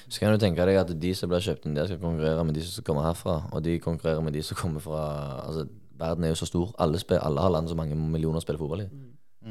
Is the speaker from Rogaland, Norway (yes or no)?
yes; Sola, Rogaland, Norway; moved away as an adult; now in Molde, Norway; jeg er fra Sola, jeg holdt på å si Stavanger